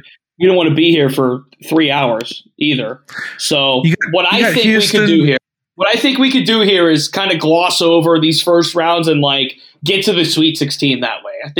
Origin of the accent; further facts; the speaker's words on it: Ohio, United States; I covered Toledo. I'm from Northeast Ohio.